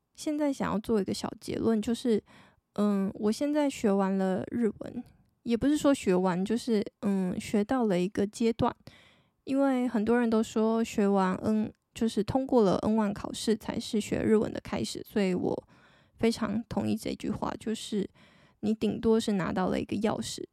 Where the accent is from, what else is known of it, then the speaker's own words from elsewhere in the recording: Taiwan; 我是一个台湾人，然后目前是二十七岁的上班族女生